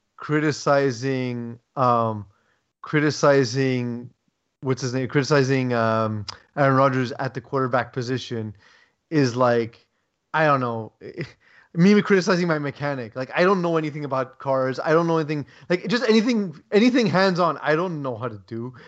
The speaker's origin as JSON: {"language": "English", "country": "Canada", "said": "as a Canadian"}